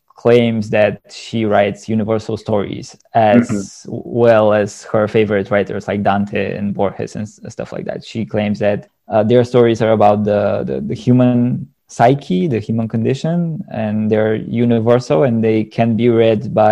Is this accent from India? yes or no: no; Bulgaria; accent: Eastern European; English is a second language; now in Sofia, Bulgaria; I live in Sofia, which is the capital of Bulgaria right now, but my hometown is in a smaller city.